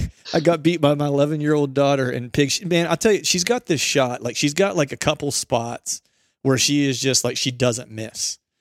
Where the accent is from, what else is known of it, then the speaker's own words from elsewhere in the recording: Pennsylvania, United States; my home state, Pennsylvania